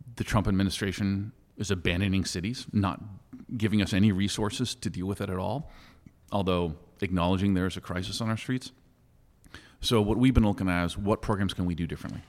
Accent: San Francisco, California, United States; someone who was born and raised in San Francisco

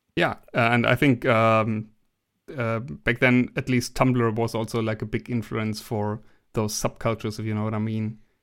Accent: Germany; English is a second language; I'm from Germany

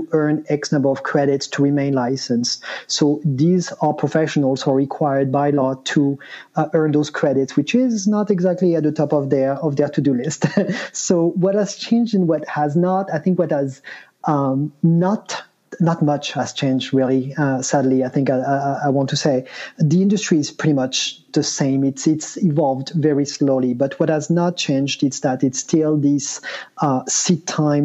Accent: France; moved away as an adult; now in United States; I'm originally from France, but moved to the US in 98, actually as an intern

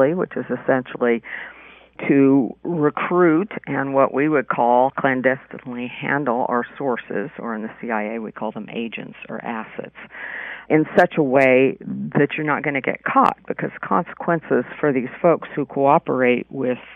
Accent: California, United States; moved away as an adult; also born or lived in New York City; I grew up in California, small towns mostly

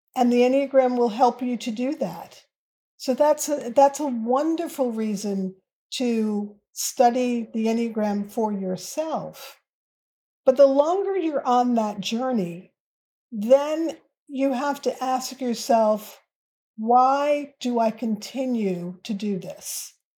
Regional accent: United States; as an American and as a Black American

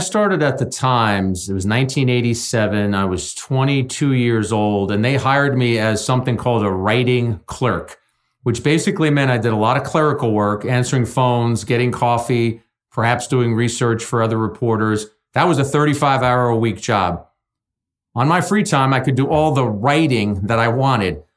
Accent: Jersey City, New Jersey, United States; a city kid growing up in Jersey City

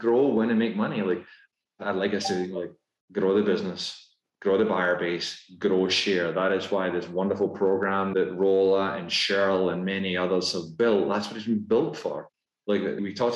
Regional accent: Scotland, United Kingdom; accent: Scottish; moved away as an adult; now in United States; despite my Scottish accent, my wife and I, we became American citizens just before the pandemic.

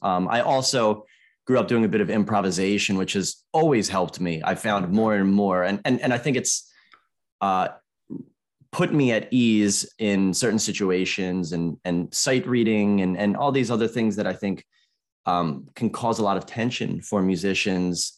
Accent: Maryland, United States; growing up in America

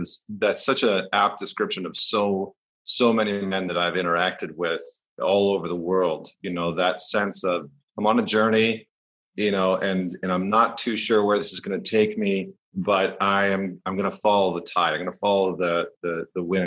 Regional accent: Northern Alberta, Canada; moved away as an adult; also born or lived in New York; I grew up in Northern Alberta in Canada

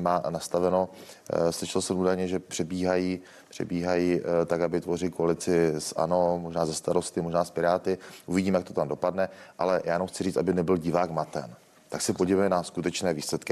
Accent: Kokory, Olomouc Region, Czechia; u nás v Roketnici nebo v Kokorách řeší obec, ze které pocházím

